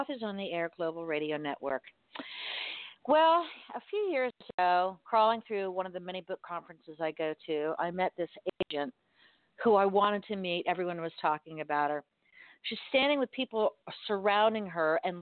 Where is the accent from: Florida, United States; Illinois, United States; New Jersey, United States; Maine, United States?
Florida, United States; Miami; I was born and raised in Miami